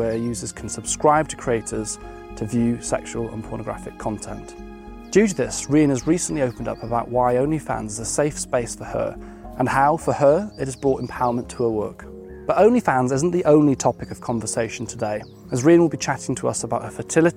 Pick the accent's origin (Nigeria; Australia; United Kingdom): United Kingdom; Wales; moved away; I was born in Wales